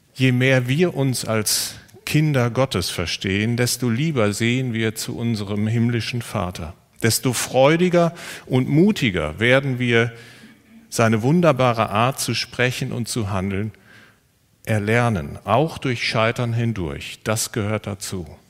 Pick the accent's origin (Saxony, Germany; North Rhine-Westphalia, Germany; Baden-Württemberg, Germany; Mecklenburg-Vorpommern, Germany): North Rhine-Westphalia, Germany; Siegerland; ich komme aus dem Siegerland